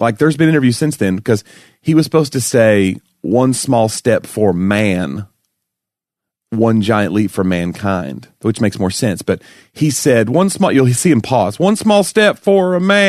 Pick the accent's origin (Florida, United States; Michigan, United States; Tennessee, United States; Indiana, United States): Tennessee, United States; Knoxville; moved away as an adult; now in Nashville, United States; Anyway, yes, I'm from Knoxville.